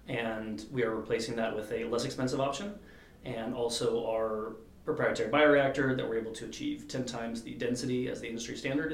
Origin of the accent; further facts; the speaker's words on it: United States; also born or lived in Europe; as American